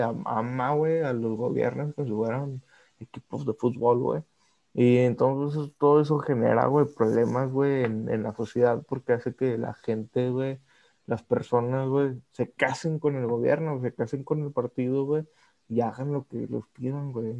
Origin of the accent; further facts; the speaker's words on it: Mexico; nosotros somos mexicanos